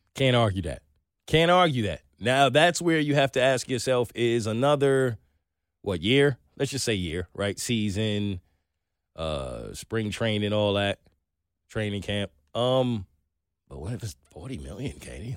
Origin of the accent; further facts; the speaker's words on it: New York City, New York, United States; I'm from Brooklyn